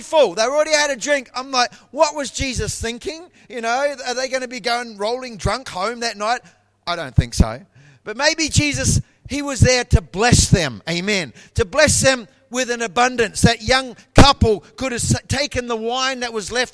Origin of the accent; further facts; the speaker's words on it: Taranaki, New Zealand; moved away as an adult; now in Brisbane, Australia; I was born in New Zealand and I was born in a province called Taranaki